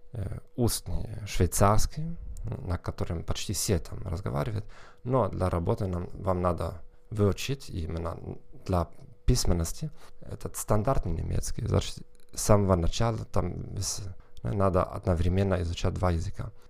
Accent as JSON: {"language": "Russian", "region": "Northern Germany", "country": "Germany", "tie": "born or raised there", "accent": "Northern German", "second_language": "Russian", "said": "я из Северной Германии"}